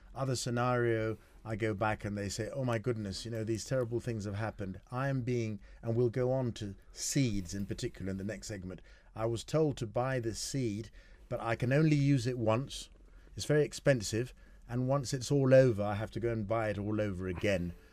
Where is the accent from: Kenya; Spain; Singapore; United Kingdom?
Kenya; I'm a Kenyan